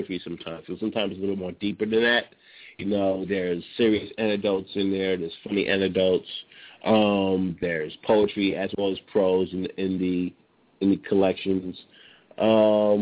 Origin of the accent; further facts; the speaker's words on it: New York City, New York, United States; I grew up in New York, grew up in Brooklyn, grew up in the projects